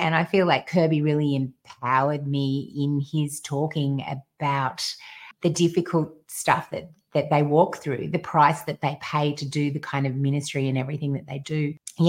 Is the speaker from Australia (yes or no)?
yes; Australia; because we're Australian